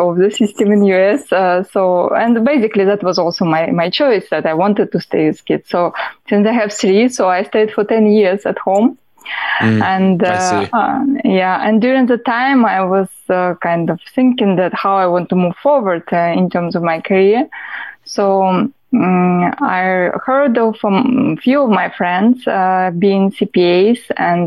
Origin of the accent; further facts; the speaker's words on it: Russia; English is a second language; moved away as an adult; now in New York State, United States; I'm from Russia originally, as I said, and I've got my education in accounting, bachelor in accounting, quite a while ago when I was back in Russia